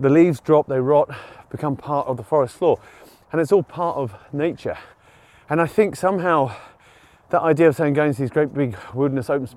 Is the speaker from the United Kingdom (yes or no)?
yes; United Kingdom; being British